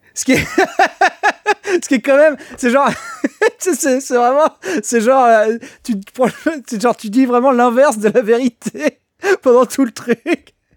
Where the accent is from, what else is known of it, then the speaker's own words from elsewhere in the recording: Niort, Nouvelle-Aquitaine, France; je suis de Niort, à la base